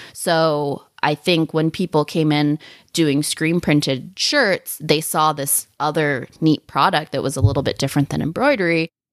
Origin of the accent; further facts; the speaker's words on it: Sacramento, California, United States; now in Solvang, United States; I'm from Northern California, from Sacramento